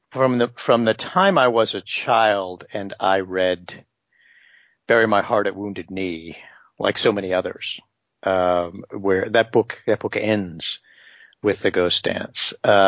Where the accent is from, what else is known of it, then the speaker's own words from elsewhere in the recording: Nevada, United States; I came from Nevada. I grew up in Nevada